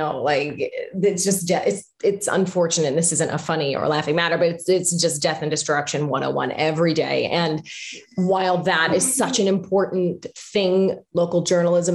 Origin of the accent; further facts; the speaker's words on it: Pittsburgh, Pennsylvania, United States; moved away as an adult; now in Orlando, United States; I'm originally from Pittsburgh, Pennsylvania. I was born, raised, went to school there